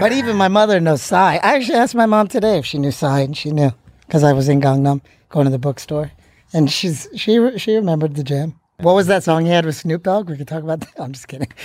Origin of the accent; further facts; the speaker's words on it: North Carolina, United States; moved away as an adult; now in South Korea; I'm from North Carolina. I've been in Korea for, like, nine years now.